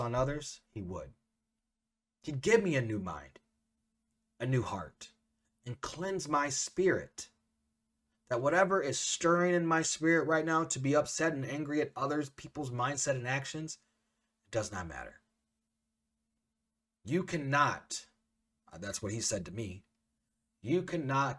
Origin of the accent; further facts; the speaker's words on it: Central Illinois, United States; I'm a mixed kid growing up in Central Illinois.